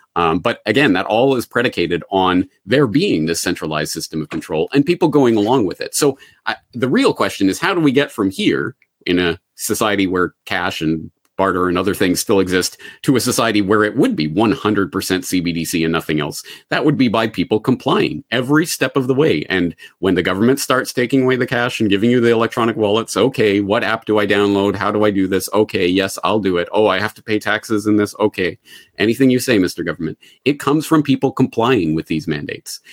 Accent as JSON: {"language": "English", "town": "Calgary", "region": "Alberta", "country": "Canada", "tie": "born or raised there", "also_born_or_lived": "Ireland", "moved": "as an adult", "lives_now": "Japan", "said": "I am a Calgarian born and raised"}